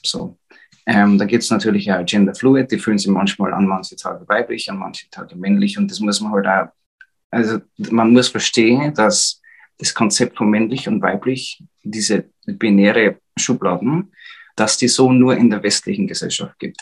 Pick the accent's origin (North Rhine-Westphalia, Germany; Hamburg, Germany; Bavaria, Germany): Bavaria, Germany; Upper Palatinate; accent: Bavarian; ich bin aus der Oberpfalz